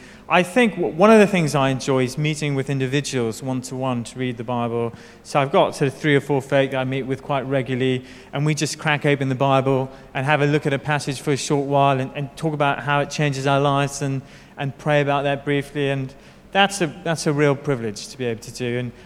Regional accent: United Kingdom; now in Hong Kong; I've just been in Hong Kong for about a year or so. I've come from the UK, I'm married

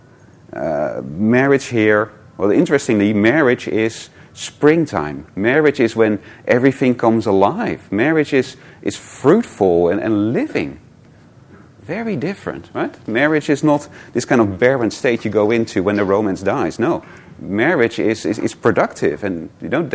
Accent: Netherlands; moved away; I'm from Holland

